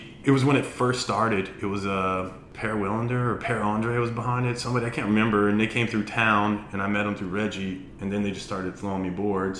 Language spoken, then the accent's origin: English; North Carolina, United States; also born or lived in Florida / Virginia; Yep. I'm originally from North Carolina. We moved there. I say originally. I was actually born in Florida.